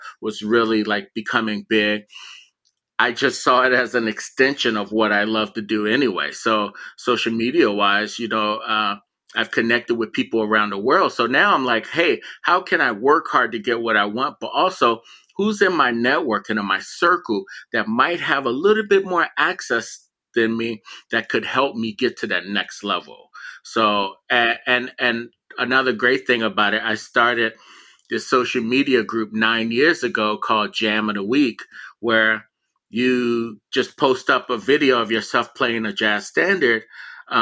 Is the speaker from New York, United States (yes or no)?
no; Miami, Florida, United States; moved away; also born or lived in Philadelphia; growing up in Miami, you know, I lived in the projects